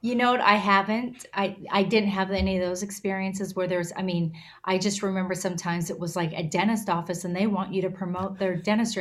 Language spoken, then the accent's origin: English; Alberta, Canada; also born or lived in Nashville; now in Los Angeles, United States; I was born and raised up in Alberta, Canada. Um, I live in Los Angeles.